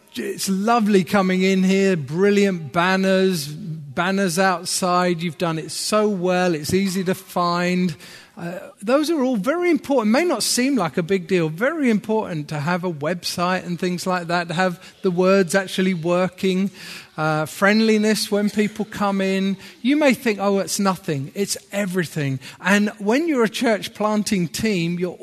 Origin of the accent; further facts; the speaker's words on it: Horsham, South East England, United Kingdom; moved away as an adult; also born or lived in Manchester / France; I'm from Horsham originally, down in Sussex